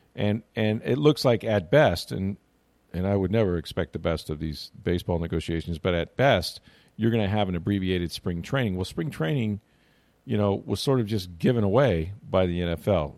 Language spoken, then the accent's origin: English; St. Petersburg, Florida, United States; I grew up in Saint Pete